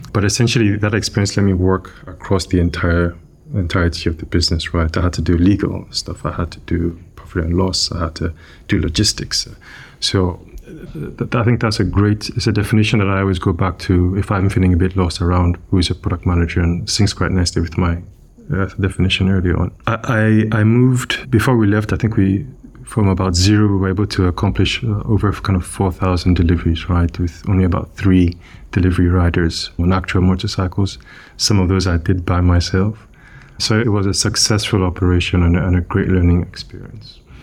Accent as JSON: {"language": "English", "country": "Nigeria", "tie": "born or raised there", "moved": "yes", "said": "I grew up in, in West Africa. I grew up in Nigeria"}